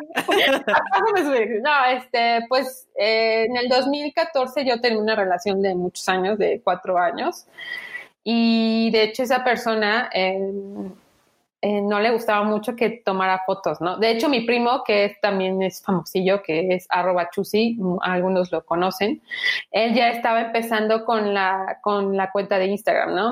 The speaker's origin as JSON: {"language": "Spanish", "town": "Tuxtla Gutiérrez", "region": "Chiapas", "country": "Mexico", "moved": "as an adult", "lives_now": "Mexico City, Mexico", "said": "Yo soy de Chiapas, de Tuxtla Gutiérrez, Chiapas, eh, un estado al sur de México. Y eh, hoy en día vivo en la gran y bella, hermosa Ciudad de México"}